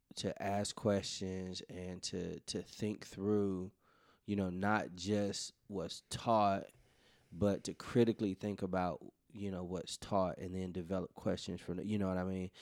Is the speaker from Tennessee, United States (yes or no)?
yes; Memphis, Tennessee, United States; us growing up in Memphis